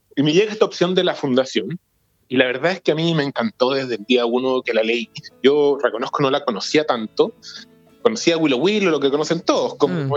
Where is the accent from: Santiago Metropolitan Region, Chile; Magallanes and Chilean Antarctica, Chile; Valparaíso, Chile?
Santiago Metropolitan Region, Chile; Santiago; also born or lived in Futrono / Los Ríos Region; yo nací en Santiago, estudié en Santiago